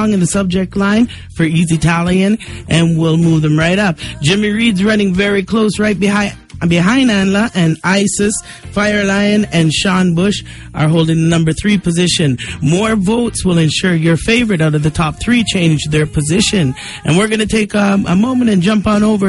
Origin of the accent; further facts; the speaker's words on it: Canada; I'm born and raised in Canada